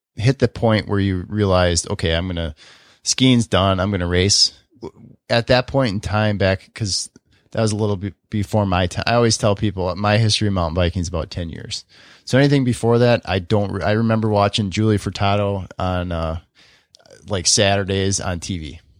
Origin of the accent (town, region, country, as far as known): Oconomowoc, Wisconsin, United States; born or raised there